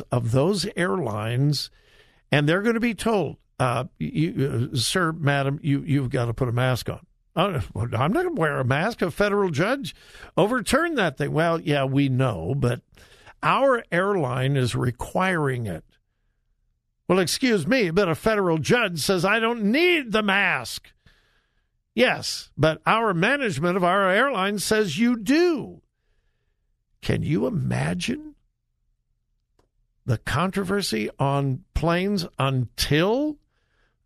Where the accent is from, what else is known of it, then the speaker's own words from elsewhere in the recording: California, United States; now in Ohio, United States; It's California. Yepers, that's my home state